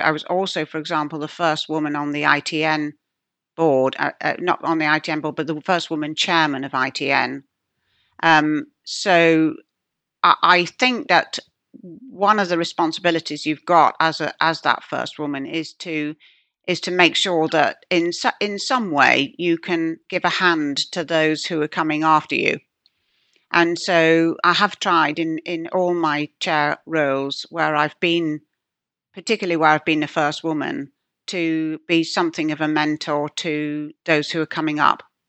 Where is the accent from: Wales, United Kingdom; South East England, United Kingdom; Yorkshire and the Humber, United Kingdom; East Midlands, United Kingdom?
Yorkshire and the Humber, United Kingdom; moved away; I come from Yorkshire. My father's still there.